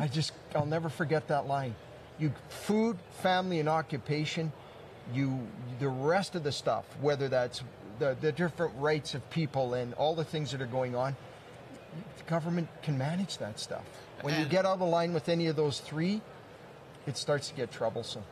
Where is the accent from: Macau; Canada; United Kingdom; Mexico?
Canada; Lloydminster; I was born and raised in Lloydminster